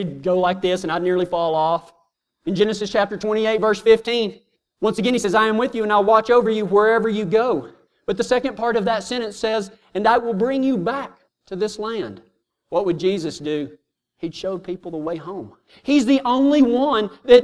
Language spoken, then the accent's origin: English; Texas, United States; I'm from Texas